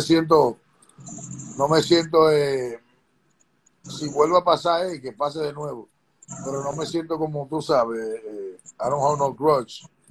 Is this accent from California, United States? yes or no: no; New York City, New York, United States; also born or lived in Dominican Republic; yo vengo de Corona, Queens